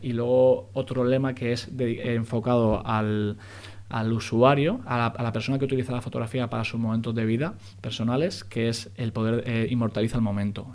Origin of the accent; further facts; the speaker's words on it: Spain; somos muy españoles, es la pronunciación